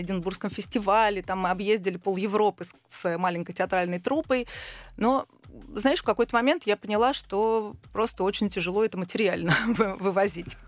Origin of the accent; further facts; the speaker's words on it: Israel; moved away; also born or lived in Russia; я росла в Израиле